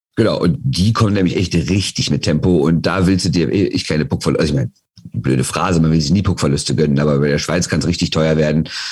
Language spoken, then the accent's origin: German; Rhineland, Germany; bei uns im Rheinland